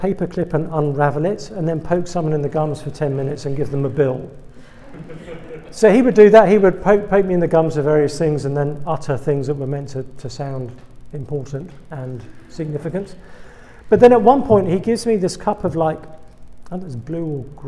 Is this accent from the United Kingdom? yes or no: yes; England, United Kingdom; accent: British; moved away as an adult; now in United States; I'm British. You probably picked that one up by now. That was not a South Dakota accent you've been hearing this evening. I'm from England